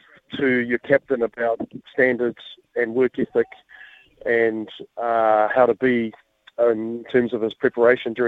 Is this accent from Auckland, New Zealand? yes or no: yes; Auckland, New Zealand; now in Hawke's Bay, New Zealand; I'm born and bred in Henderson and West Auckland, and Hawke's Bay's my home now